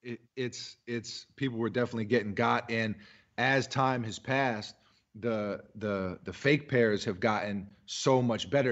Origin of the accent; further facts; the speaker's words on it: New York City, New York, United States; also born or lived in Massachusetts; I'm from New York City